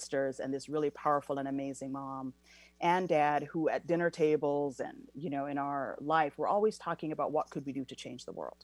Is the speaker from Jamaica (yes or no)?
yes; Jamaica; moved away as an adult; now in United States; I was born and raised in Jamaica and then came here for tertiary education.